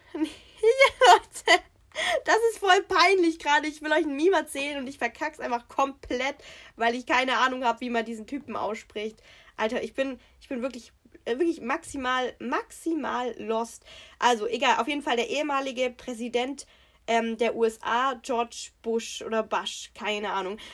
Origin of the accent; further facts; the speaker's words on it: Swabia, Baden-Württemberg, Germany; accent: Swabian; unseren Dialekt überhaupt nicht, also das ist Schwäbisch